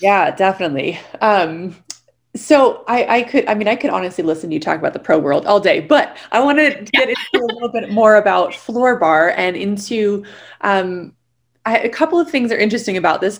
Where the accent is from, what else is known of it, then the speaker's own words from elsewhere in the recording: San Diego, California, United States; moved away; also born or lived in New York City; I grew up in San Diego where I started my life and then moved to New York City.